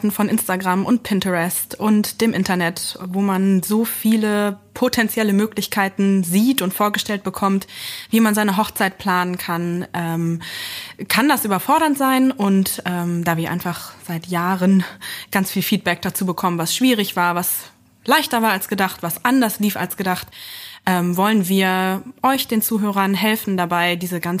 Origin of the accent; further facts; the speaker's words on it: Lower Saxony, Germany; now in Berlin, Germany; Ich äh, bin nicht gebürtige Berlinerin, wohne und arbeite jetzt aber dort und überall und ähm, bin eigentlich aus Niedersachsen und habe dann übergesiedelt sozusagen in den Osten